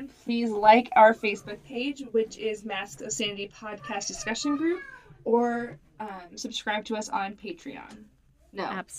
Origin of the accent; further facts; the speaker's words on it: Oklahoma, United States; accent: northern; Wisconsin; moved away; also born or lived in Wisconsin; I spent most of my life in the deep south. Down in Oklahoma.